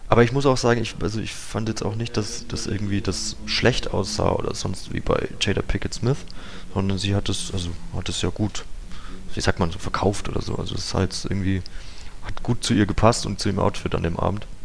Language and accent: German; Bavaria, Germany; Meine Heimat ist nördlich von Würzburg, ähm, im nördlichen Unterfranken, im, im, in der Vorrhön sozusagen.